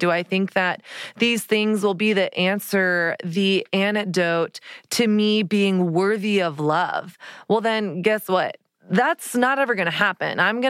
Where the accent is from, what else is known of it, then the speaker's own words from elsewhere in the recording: Dallas, Texas, United States; And I realized, oh, I am from Dallas, Texas, where every woman has fake tan, fake boobs, fake eyelashes, hair extensions, Botox, like lip fillers, everything.